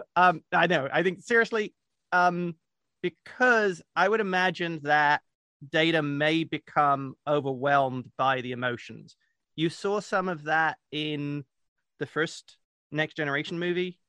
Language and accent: English; England, United Kingdom; being an English troll